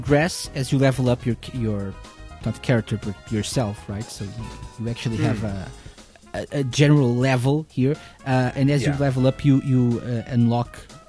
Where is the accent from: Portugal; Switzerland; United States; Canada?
Portugal; Thank you for enlightening me, because I, as you know, I'm from Portugal.